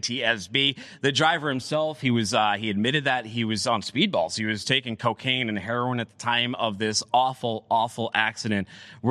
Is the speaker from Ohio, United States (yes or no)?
no; Boston, Massachusetts, United States; my hometown, a little bit the Boston area